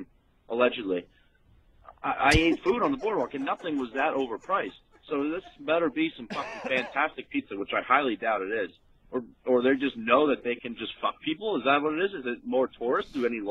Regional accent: Toms River, New Jersey, United States; Obviously, I'm from New Jersey.

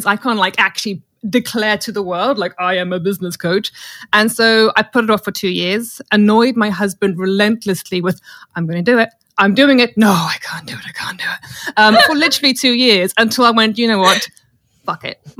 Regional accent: South Africa; now in United Kingdom; as I was a military child growing up in South Africa

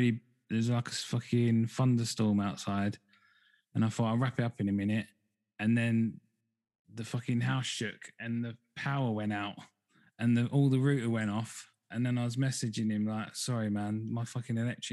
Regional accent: Essex, East of England, United Kingdom; now in Devon, United Kingdom; I'm from Essex originally. I'm in Devon now

